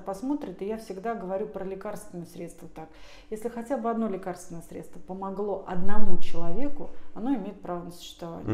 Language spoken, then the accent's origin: Russian; Tver, Tver Oblast, Russia; я сама из Твери